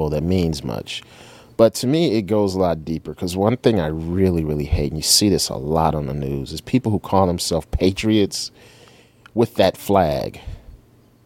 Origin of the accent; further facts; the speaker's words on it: United States